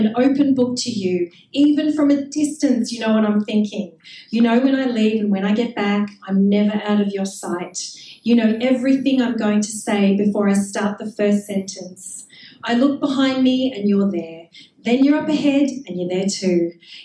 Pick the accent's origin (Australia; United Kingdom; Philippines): Australia; Melbourne, Victoria; I grew up in Melbourne in a very, very dodgy suburb called Clayton North.